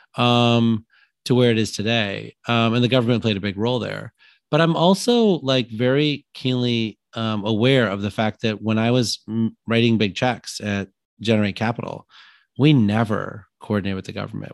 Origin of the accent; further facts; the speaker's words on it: Illinois, United States; I'm from Illinois